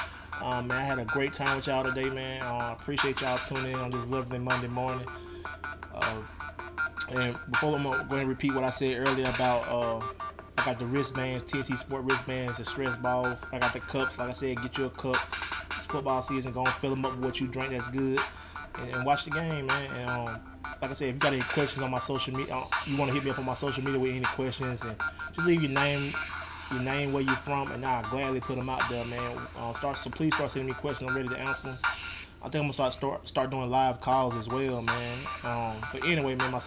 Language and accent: English; Alabama, United States; moved away; also born or lived in New Orleans; my home state, man, Alabama